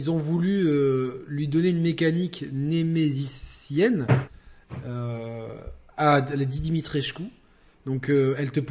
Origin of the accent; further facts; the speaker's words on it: the South, southern France, France; je suis un sudiste